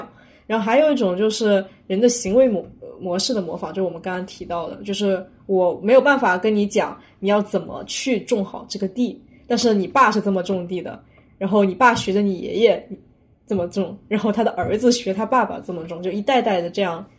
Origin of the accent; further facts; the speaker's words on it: near Wenzhou, southern Zhejiang, China; 以我们那边为例，江浙地区浙南为例，像温州附近的地区